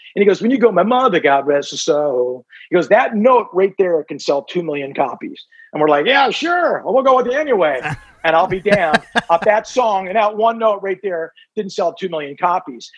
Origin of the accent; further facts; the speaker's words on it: Southern California, United States; growing up in Southern California.